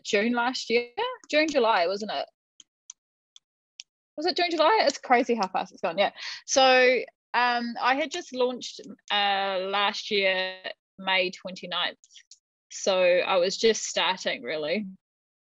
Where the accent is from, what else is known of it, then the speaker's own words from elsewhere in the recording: Te Teko, Bay of Plenty, New Zealand; also born or lived in Tauranga / Onepu; brought up in and around Te Tiko